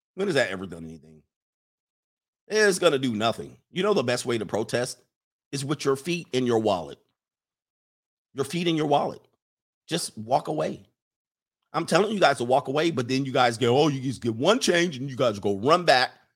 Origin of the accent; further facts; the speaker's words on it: Los Angeles, California, United States; moved away; also born or lived in Midwest, United States; I grew up in the South Bay in Los Angeles in the Crips and the Blood days